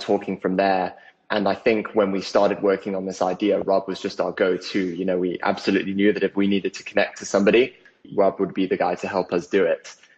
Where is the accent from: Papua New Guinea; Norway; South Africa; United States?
South Africa; also born or lived in United Kingdom; The family the family started out there before they moved over to the UK, which is where where I was born, and then I grew up in South Africa